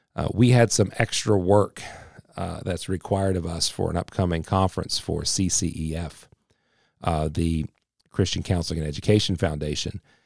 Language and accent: English; West Virginia, United States; I am definitely one hundred percent a West Virginian